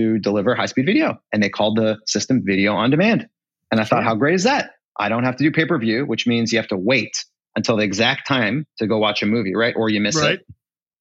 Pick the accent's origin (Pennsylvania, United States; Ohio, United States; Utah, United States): Pennsylvania, United States; Pittsburgh; also born or lived in London; I'm a kid from Pittsburgh